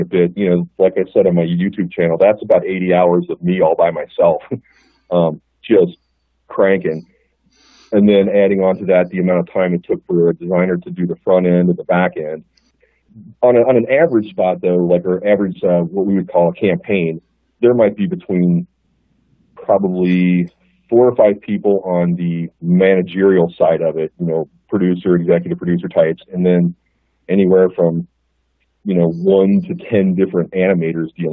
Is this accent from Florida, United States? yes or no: no; northern Kentucky, United States; moved away as an adult; I'm originally from Kentucky. I grew up in northern Kentucky